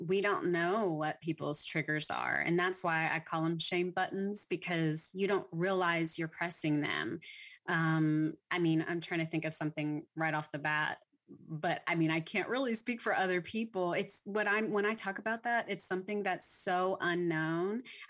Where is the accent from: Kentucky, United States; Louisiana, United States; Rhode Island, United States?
Louisiana, United States; because I'm from Louisiana, so I didn't even grow up in Texas.